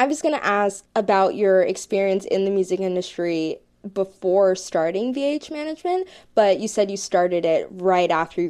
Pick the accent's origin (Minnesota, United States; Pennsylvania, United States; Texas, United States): Pennsylvania, United States; Philadelphia; I know we're both from Philly